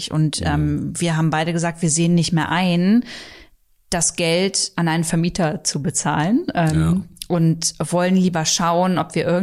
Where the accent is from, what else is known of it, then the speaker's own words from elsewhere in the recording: Braunschweig, Lower Saxony, Germany; weil also meine Heimat ist ja Braunschweig